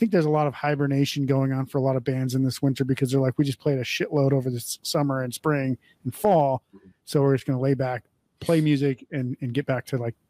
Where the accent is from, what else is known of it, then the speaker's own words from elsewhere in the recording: North Dakota, United States; now in Las Vegas, United States; I grew up in North Dakota, so I know exactly how it is. The shit is awful. That's why I don't live there or anywhere near there anymore. I live in Las Vegas.